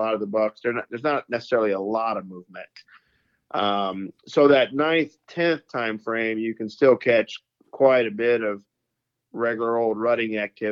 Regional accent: Louisiana, United States; moved away as an adult; now in Iowa, United States; I live in Iowa now since 2009. I'm originally from Louisiana. I grew up there

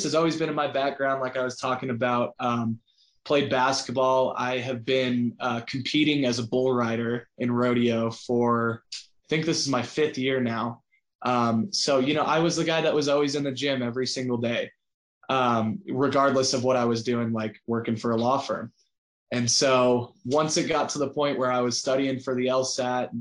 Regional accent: Southern Colorado, United States; I was a small town kid, grew up in Southern Colorado

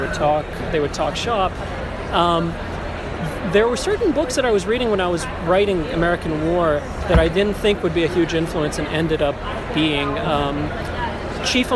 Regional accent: Qatar; I grew up in Qatar in the Middle East.

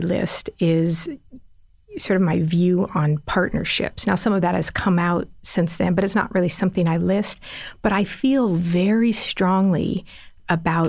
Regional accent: Los Angeles, California, United States; also born or lived in San Diego; I grew up in Los Angeles, lived in San Diego

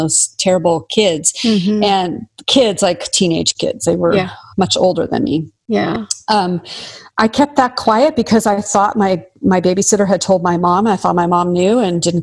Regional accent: the Northwest, Pacific Northwest, United States; I'm from the Northwest

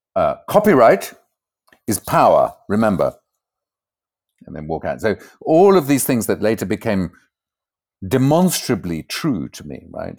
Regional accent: Port Elizabeth, Eastern Cape, South Africa; moved away as an adult; also born or lived in Zimbabwe; now in Amsterdam, Netherlands; when I was about three years old, my family moved to South Africa, and I grew up in a hideous

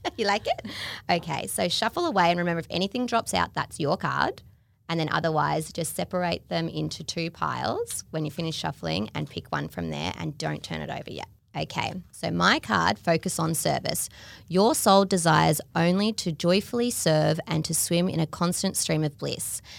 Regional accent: Melbourne, Victoria, Australia; I grew up in Melbourne

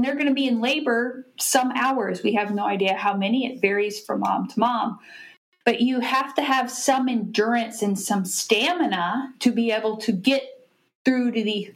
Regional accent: Austin, Texas, United States; moved away as an adult; now in Kennedale, United States; I grew up in Austin, Texas, but now I live in Kennedale, Texas

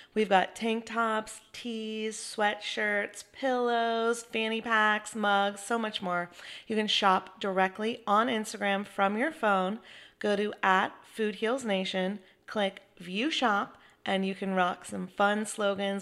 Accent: Chapel Hill, North Carolina, United States; my hometown of Chapel Hill. You know, I grew up watching him play basketball.

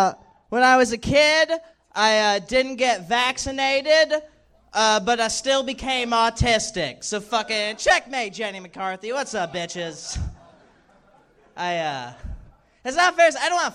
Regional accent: Dallas, Texas, United States; now in Los Angeles, United States

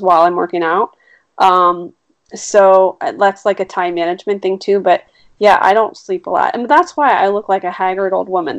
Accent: East Coast, United States; moved away; I've lived here for a long time, but I will always be an East Coast girl. I am very East Coast

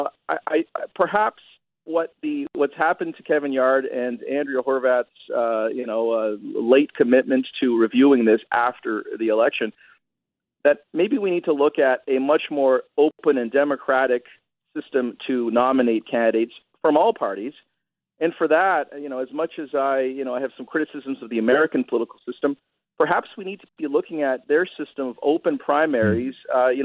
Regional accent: Brampton, Ontario, Canada; I had a Broadbent poster up in my locker, you know, circa grade 9, grade 10, growing up in Brampton

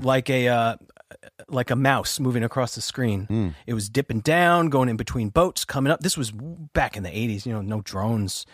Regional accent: Oyster Bay, New York, United States; I'm from Oyster Bay, New York, on Long Island, and um, I uh, grew up in a house

